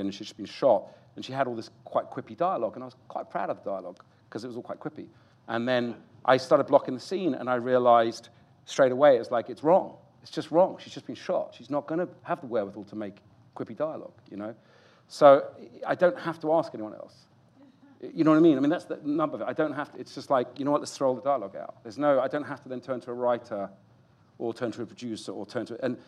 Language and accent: English; United Kingdom; also born or lived in United States; I'm a Brit